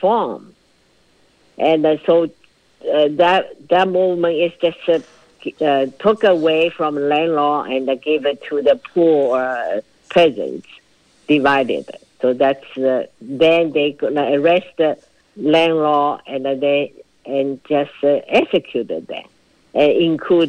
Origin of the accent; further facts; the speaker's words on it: Shanghai, China; moved away; also born or lived in Yunnan; we are from the Shanghai. We got the same school and classmate